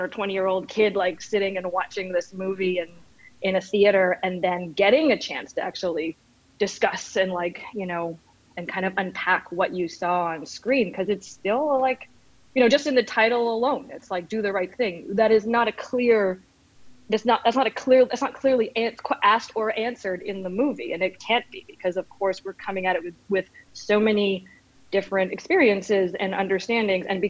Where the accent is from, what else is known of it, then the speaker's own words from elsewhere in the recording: Dartmouth, Nova Scotia, Canada; I grew up in I grew up in Nova Scotia in Dartmouth, Nova Scotia